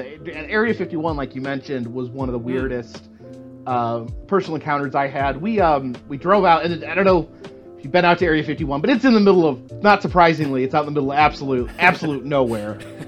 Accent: northern Indiana and the Milwaukee, Wisconsin area, Midwest, United States; moved away as an adult; now in Southern United States; Originally, I am from the Midwest. I grew up northern Indiana and the Milwaukee, Wisconsin area. So I moved down. I was about 18 years old. I moved down south

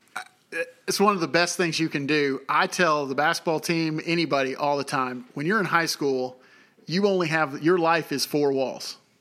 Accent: Tennessee, United States; moved away as an adult; also born or lived in Oklahoma; I'm from Tennessee originally

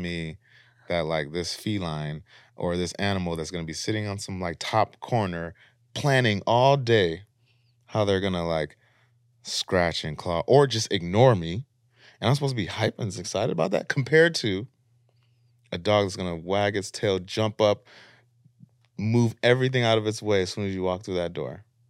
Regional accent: Minneapolis, Minnesota, United States; moved away as an adult; now in Los Angeles, United States; we're from Minneapolis, and sometimes we talk to our folks back home

